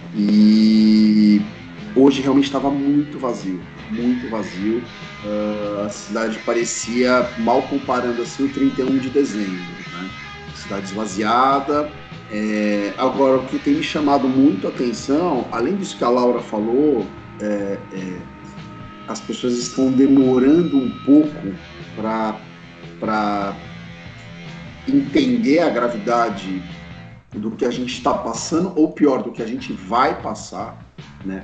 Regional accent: São Bernardo do Campo, São Paulo, Brazil; moved away as an adult; now in São Paulo, Brazil; a gente é de São Bernardo. Nossos pais moram em São Bernardo e nós moramos em São Paulo

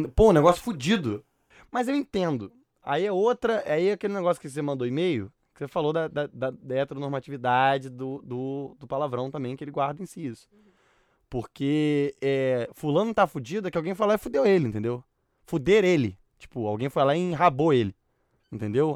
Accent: Barra Mansa, Rio de Janeiro, Brazil; now in Rio de Janeiro, Brazil; Barra Mansa ninguém fala que eu tenho sotaque

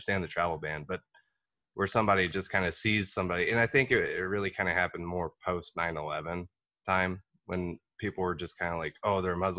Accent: Texas, United States; I'm originally from Texas and the stuff I get, you know, it's like, well, you don't have an accent.

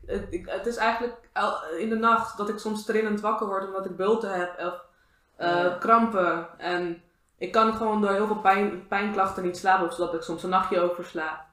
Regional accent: Moerwijk, South Holland, Netherlands; van waar ik vandaan kwam

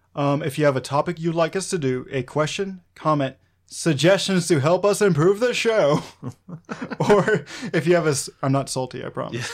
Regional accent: Arkansas, United States; a guy who's been born and raised in Arkansas

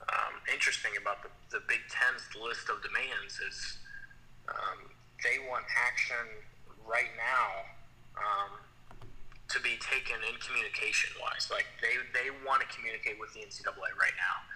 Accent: Ohio, United States; growing up in Ohio

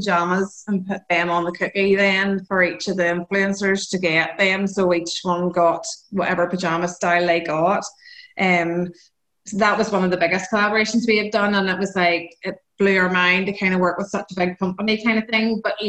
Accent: Northern Ireland, United Kingdom; … and …, we're both from Northern Ireland.

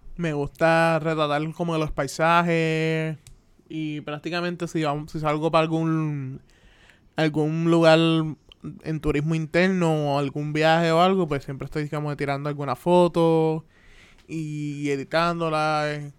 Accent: Carolina, Puerto Rico; also born or lived in Atlanta, Georgia / Río Grande; me crié los 23 años que, tengo aquí en Puerto Rico.

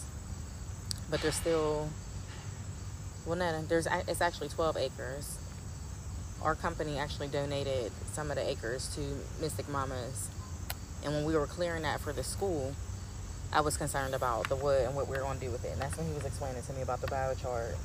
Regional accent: Pittsburgh, Pennsylvania, United States; born or raised there

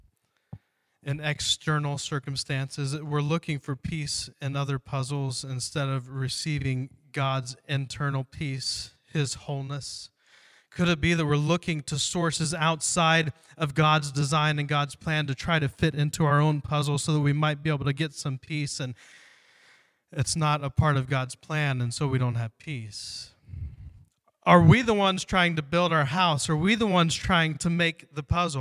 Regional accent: Ohio, United States; moved away; I grew up in Ohio, we would come out here and visit my grandfather

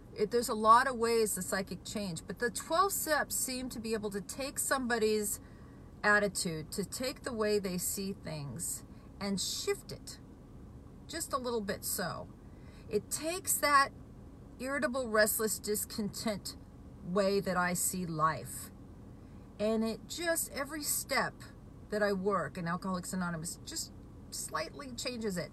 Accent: Washington, United States; I'm from Washington State

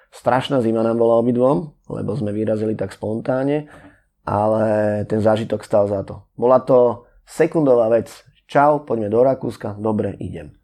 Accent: Bratislava, Bratislava Region, Slovakia; pochádzam z Bratislavy

